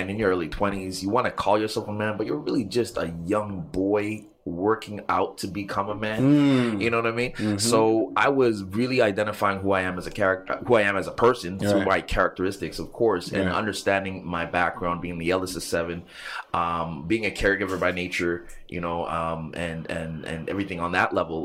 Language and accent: English; Montreal, Quebec, Canada; I grew up in Little Burgundy, actually. 811 apartment 3, St. Martin Street